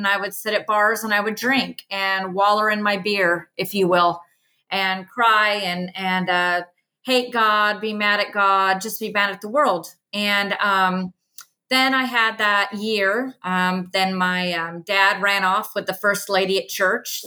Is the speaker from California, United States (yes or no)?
yes; Southern California, United States; now in Knoxville, United States; I grew up in Southern California